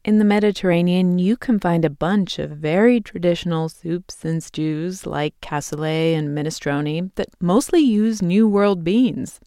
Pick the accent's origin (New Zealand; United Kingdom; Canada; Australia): United Kingdom; England; moved away; This is not something I grew up eating in England